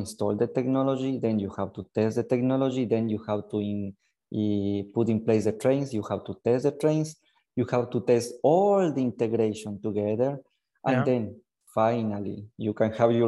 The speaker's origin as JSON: {"language": "English", "country": "Ecuador", "tie": "born or raised there", "moved": "as an adult", "lives_now": "Genoa, Italy", "said": "I'm from Ecuador. I was born and raised in Ecuador. I came here in Italy to do my university"}